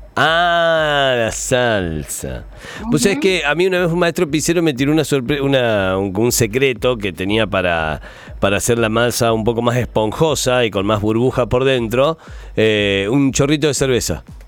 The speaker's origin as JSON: {"language": "Spanish", "town": "Buchardo", "region": "Córdoba", "country": "Argentina", "tie": "born or raised there", "moved": "as an adult", "said": "de Buchardo, del Newry de Buchardo. Jorge Newry de Buchardo, de mi pueblo"}